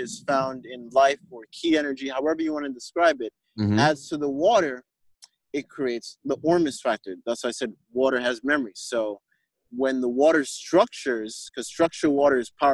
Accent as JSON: {"language": "English", "country": "Jamaica", "said": "as a Jamaican"}